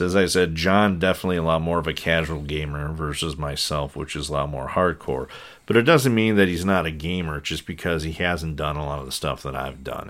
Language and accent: English; Saint Paul, Minnesota, United States; growing up in Saint Paul